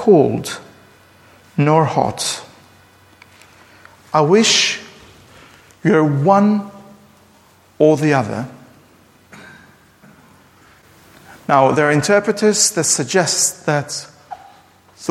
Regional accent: Durrës, Durrës County, Albania; Durrës, my hometown, which is central in Albania

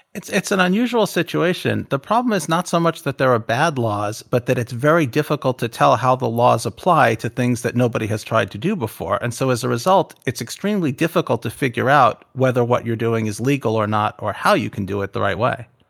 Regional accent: United States; I'm an American

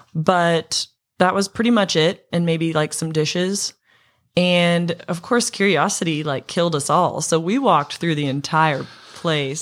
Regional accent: Montana, United States; growing up in Montana

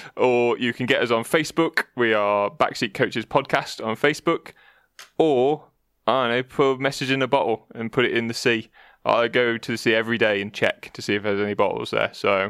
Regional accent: Canada; That's why I'm Canadian, eh?

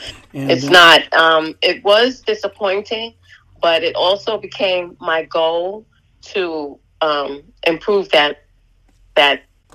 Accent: New York City, New York, United States; moved away as an adult; also born or lived in Florida; now in Pasco County, Florida, United States; I am from the Bronx, New York. I moved to Florida in 2015, and this was after I retired as a nurse.

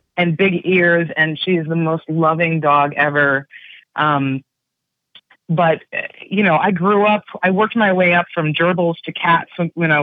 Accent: West Hartford, Connecticut, United States; now in California, United States; I grew up in West Hartford, Connecticut.

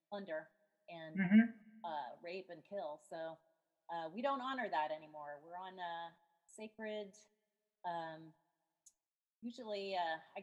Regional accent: San Francisco, California, United States; now in Seattle, United States; I'm originally from San Francisco

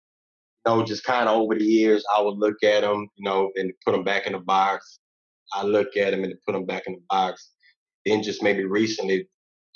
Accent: Louisiana, United States; now in Texas, United States; I'm from Louisiana, born and raised. Now, like, I reside in Texas

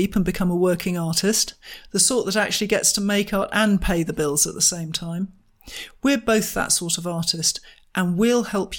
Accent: United Kingdom; we're British, we don't do that.

